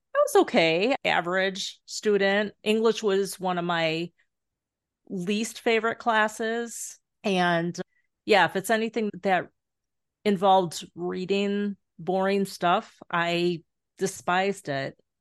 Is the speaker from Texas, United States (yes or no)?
no; Carol Stream, Illinois, United States; also born or lived in Glendale Heights, Illinois / Florida; now in Superior, Wisconsin, United States; I grew up in the, um, western suburbs of Chicago, Carroll Stream, Glendale Heights